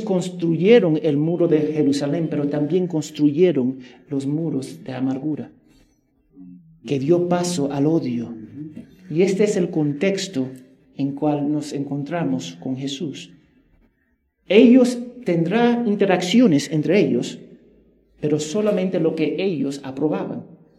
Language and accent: Spanish; New Jersey, United States; moved away; en mi tierra, en los Estados Unidos, en Nueva Jersey